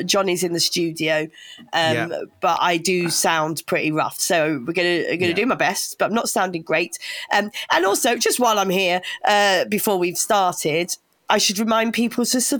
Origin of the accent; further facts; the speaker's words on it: Kent, South East England, United Kingdom; moved away as an adult; now in Sussex, United Kingdom; I am born and raised in Kent and now live in Sussex